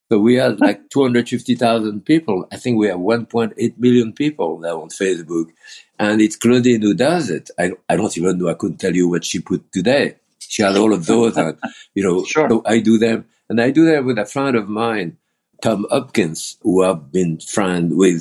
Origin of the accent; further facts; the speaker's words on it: Bourg-en-Bresse, Auvergne-Rhône-Alpes, France; English is a second language; moved away as an adult; also born or lived in Lyon / Beaujolais; now in United States; I was born in Bourg-en-Bresse, you know, in France